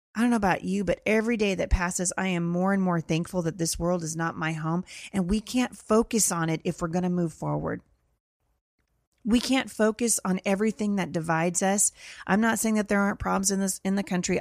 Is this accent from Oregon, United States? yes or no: yes; Portland, Oregon, United States; my hometown of Portland, Oregon.